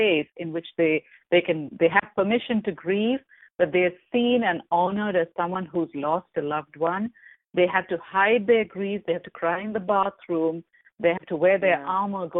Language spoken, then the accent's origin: English; India; moved away; I come from India